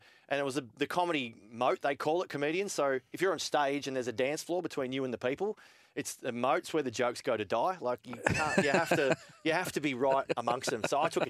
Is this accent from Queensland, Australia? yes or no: no; Newcastle, New South Wales, Australia; now in Matraville, Sydney, Australia; I grew up in Waratah